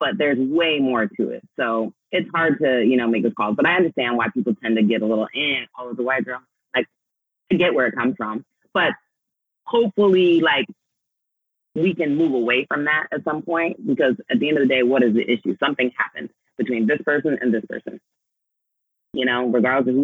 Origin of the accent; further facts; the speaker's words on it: Des Moines, Iowa, United States; I grew up in Iowa with a white mama.